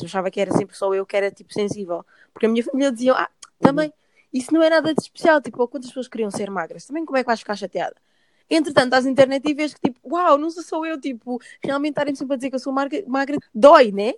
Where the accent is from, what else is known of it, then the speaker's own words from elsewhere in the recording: Portugal; onde eu cresci, por exemplo, Portugal